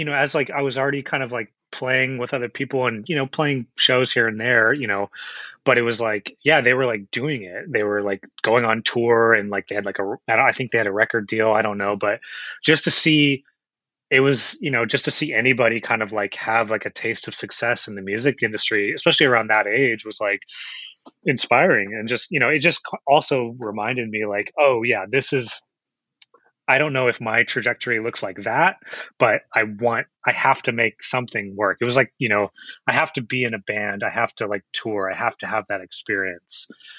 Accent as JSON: {"language": "English", "town": "Chino Hills", "region": "California", "country": "United States", "tie": "born or raised there", "said": "So I'm actually up from Inland Empire, Chino Hills is where I grew up. And so I grew up out there."}